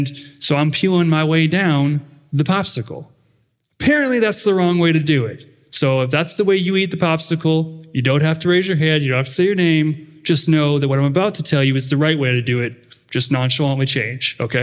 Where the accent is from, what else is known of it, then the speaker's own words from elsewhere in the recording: United States; accent: northern; also born or lived in Dallas, Texas; my northern accent